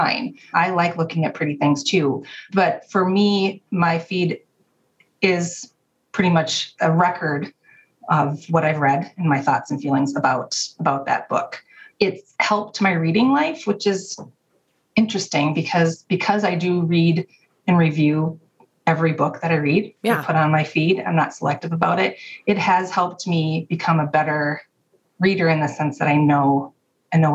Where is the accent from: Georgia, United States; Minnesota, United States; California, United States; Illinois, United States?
Minnesota, United States; moved away as an adult; now in Wisconsin, United States; I grew up in Minnesota, went to college at a state school in Wisconsin, and just stayed